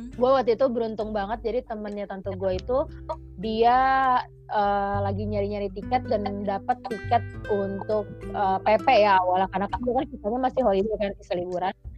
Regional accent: Bogor, West Java, Indonesia; moved away; gue datang dari Indonesia I come from Indonesia

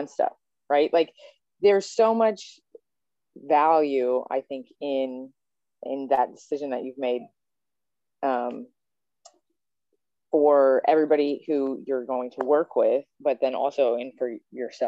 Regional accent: Lexington, Kentucky, United States; now in Dayton, United States; I'm from Lexington, Kentucky

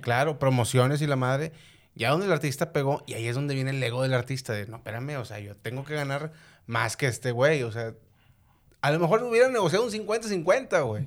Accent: Unidad Modelo, Nuevo León, Mexico; en la colonia, en la unidad modelo, güey, de donde soy

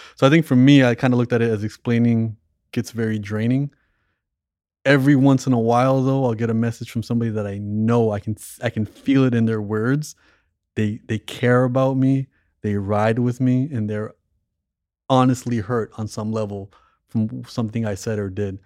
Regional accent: Toronto, Ontario, Canada; moved away; growing up in Toronto

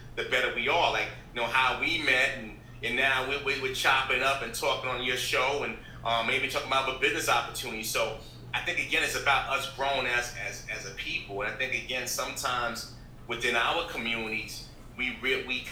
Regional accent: New York City, New York, United States; I'm from the Bronx, New York

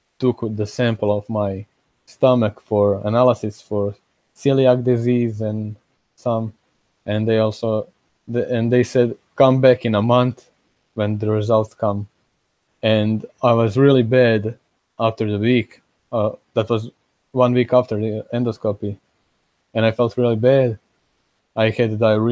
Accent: Osijek, Osijek-Baranja County, Croatia; here in Croatia, in Osijek, where I live, in my hometown

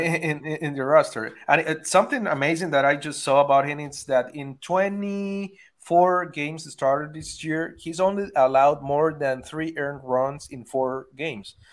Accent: Venezuela; I'm from Venezuela, so we are all crazy about baseball there

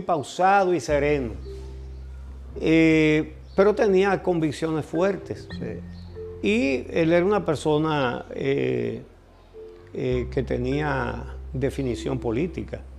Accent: Santiago de los Caballeros, Santiago, Dominican Republic; moved away as an adult; also born or lived in San Cristóbal, Dominican Republic; now in Santo Domingo, Dominican Republic; Yo no me siento capitaleño, aunque tengo muchos años viviendo aquí. Yo soy santiaguero

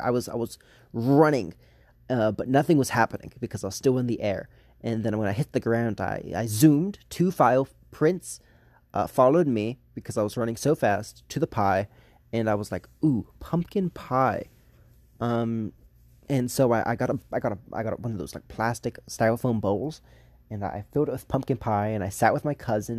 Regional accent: the South, United States; I was raised in the South

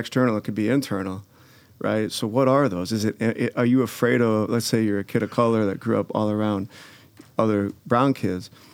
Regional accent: Glencoe, Illinois, United States; I grew up in Glencoe

